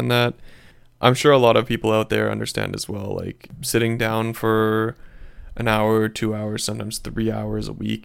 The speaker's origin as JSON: {"language": "English", "country": "United Kingdom", "said": "me being British"}